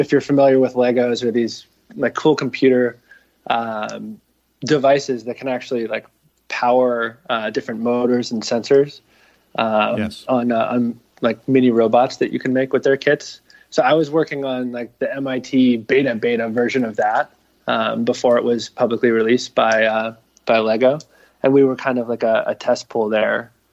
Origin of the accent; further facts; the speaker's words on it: Narragansett, Rhode Island, United States; I grew up in Narragansett, Rhode Island, uh, on the bay